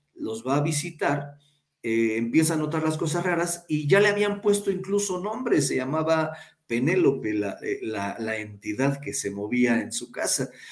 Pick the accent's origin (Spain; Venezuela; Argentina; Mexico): Mexico; Huayacocotla, Veracruz; now in Pachuca, Mexico; soy de un lugar llamado Guayacocotla, Veracruz, en el cual es sierra